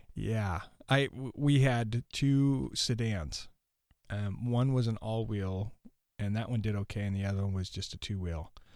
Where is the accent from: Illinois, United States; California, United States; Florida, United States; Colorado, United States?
California, United States; Ukiah; now in Milbank, United States; I grew up in Ukiah, California, or the outskirts of it